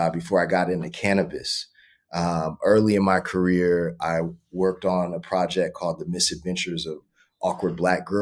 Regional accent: Los Angeles, California, United States; also born or lived in San Diego / Carlsbad; I grew up in West LA, mid-city.

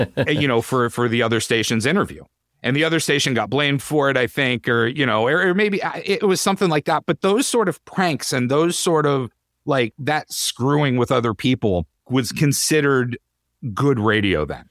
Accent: Titusville, Pennsylvania, United States; moved away as an adult; also born or lived in Syracuse; I grew up in Titusville, Pennsylvania

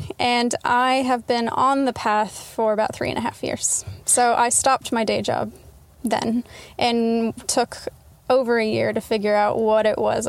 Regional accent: Texas, United States; moved away; also born or lived in Utah; I was born in Utah, then I moved to Texas.

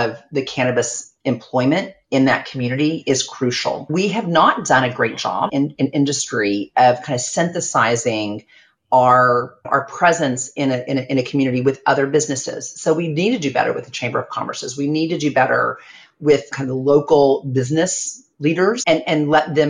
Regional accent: Ardmore, Oklahoma, United States; moved away; I'm from Ardmore, Oklahoma

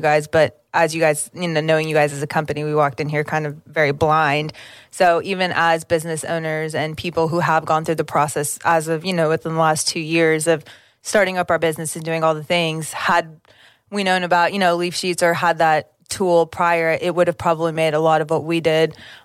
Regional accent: Oklahoma, United States; We ride hard for our state and it's cool to say, yeah, I'm from Oklahoma

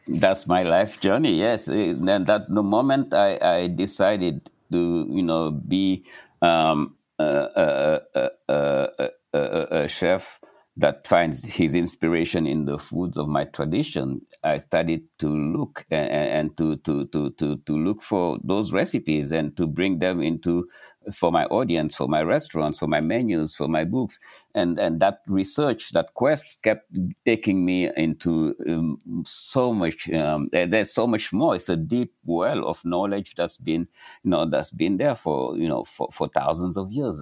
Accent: Senegal; now in New York City, United States; Growing up in Senegal, I had access to this rich diversity

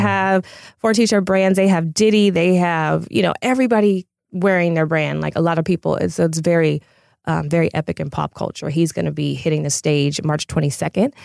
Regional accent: Pasadena, California, United States; I'm originally from Pasadena

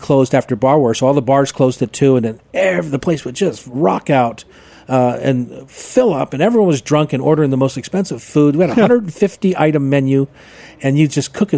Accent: Newark, Delaware, United States; moved away as an adult; also born or lived in Bainbridge Island; now in Seattle, United States; I was from Newark, Delaware, got in my car, finished high school

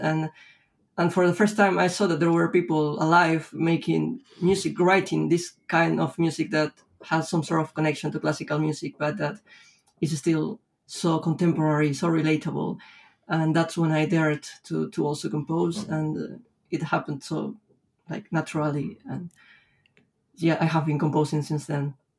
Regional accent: Lima, Peru; born or raised there; moved away as an adult; now in Spain

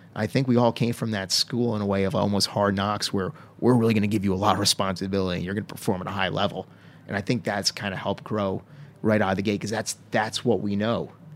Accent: Stonington, Connecticut, United States; where I grew up in Connecticut, a little town called Stonington

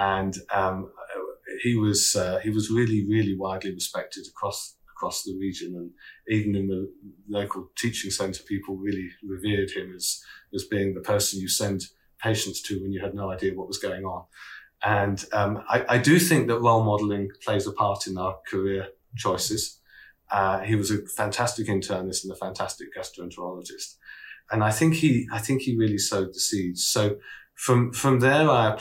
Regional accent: London, United Kingdom; moved away as an adult; now in Prince George, Canada; I came from the UK and I trained there. I was the son of a cardiologist working in a London teaching hospital. So I was brought up very much in an urban metropolitan and academic environment.

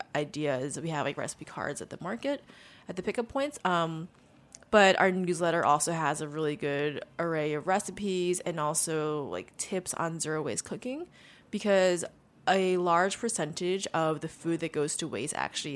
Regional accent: Long Island, New York, United States; You know, it's funny. I've actually never been to a farm on Long Island.

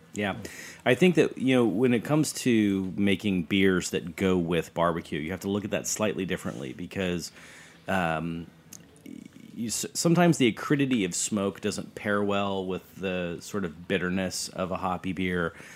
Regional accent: Fayetteville, Arkansas, United States; moved away; also born or lived in New Jersey; I grew up in Arkansas

